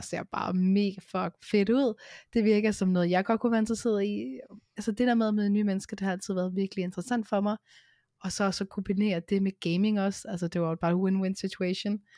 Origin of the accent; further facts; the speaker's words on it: Hørsholm, Capital Region of Denmark, Denmark; now in Vestegnen, Denmark; jeg kommer oprindeligt fra Hørsholm